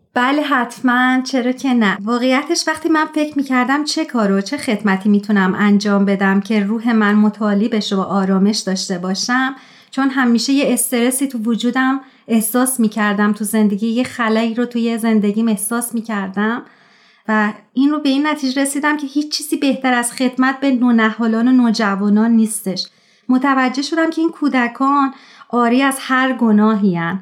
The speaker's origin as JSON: {"language": "Persian", "town": "Tehran", "region": "Tehran Province", "country": "Iran", "tie": "born or raised there", "moved": "yes", "said": "در شهر تهران و در یک خانواده جمعیت به دنیا اومدم"}